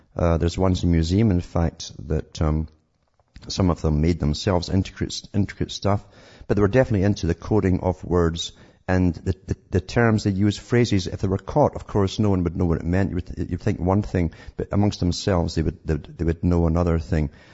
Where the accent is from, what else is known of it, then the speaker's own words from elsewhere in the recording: United Kingdom; moved away; I was growing up in Britain